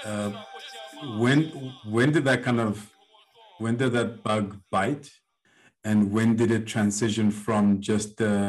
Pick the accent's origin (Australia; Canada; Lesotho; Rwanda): Lesotho; having grown up in Lesotho